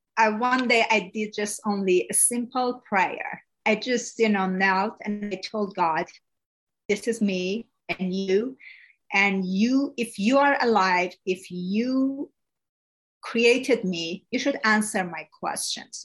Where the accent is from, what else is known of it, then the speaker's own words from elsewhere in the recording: Iran; first language Persian; English is a second language; now in United States; I was born in Iran